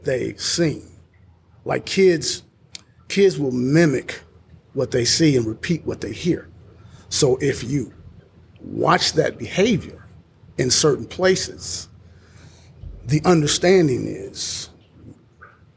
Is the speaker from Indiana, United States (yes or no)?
yes; Indianapolis, Indiana, United States; now in Columbus, United States; I'm originally from Indianapolis